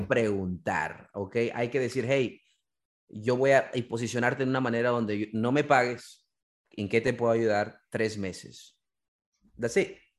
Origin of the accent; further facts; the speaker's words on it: Peru; now in Maryland, United States; yo soy de Perú